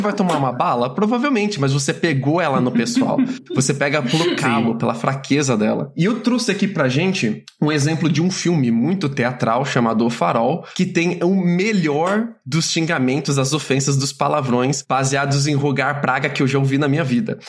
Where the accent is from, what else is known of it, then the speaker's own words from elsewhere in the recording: Piracicaba, São Paulo, Brazil; moved away; Eu cresci em Piracicaba, que não é uma cidade muito pequena, tem seus 400 mil habitantes, mas eu ainda considero ela uma cidade de interior, interior paulista